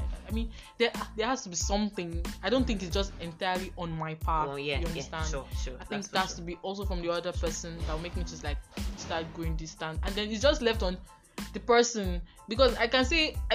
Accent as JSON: {"language": "English", "region": "Edo", "country": "Nigeria", "said": "I'm from Edo State."}